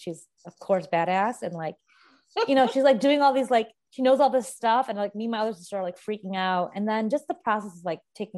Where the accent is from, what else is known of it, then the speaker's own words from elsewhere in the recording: Chicago, Illinois, United States; I was born and raised in Chicago and I practice as an RN here